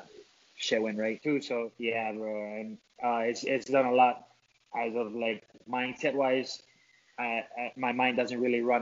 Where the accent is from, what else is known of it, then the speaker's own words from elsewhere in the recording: Hawaii, United States; I'm from Hawaii.